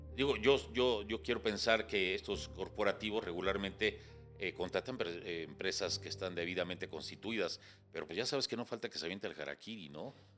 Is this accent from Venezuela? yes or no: no; Mexico